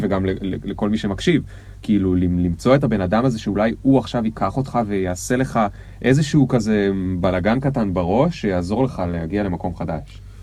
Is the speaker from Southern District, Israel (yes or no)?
no; the Krayot, Haifa District, Israel; גדלתי בקריות